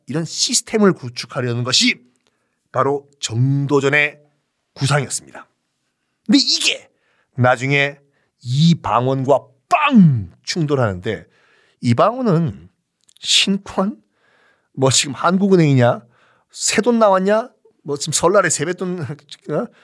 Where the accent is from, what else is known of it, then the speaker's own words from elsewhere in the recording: Busan, South Korea; 저는 어렸을 때 부산 사람이기 때문에 납셈이라는 걸 생선을 굉장히 많이 먹고 자랐거든요.